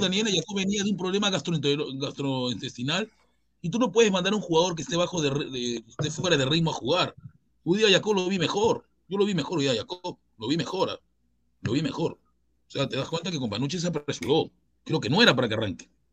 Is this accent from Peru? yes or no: yes; Chincha Alta, Ica, Peru; Yo soy de Chincha